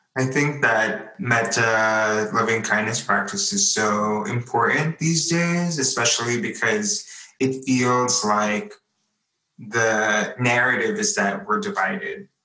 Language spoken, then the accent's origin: English; New York, United States; I was born and raised here in New York